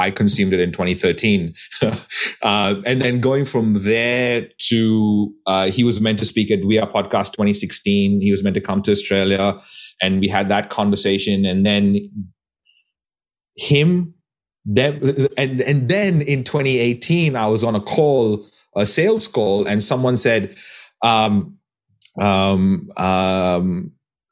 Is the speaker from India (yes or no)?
yes; Goa, India; my hometown in Goa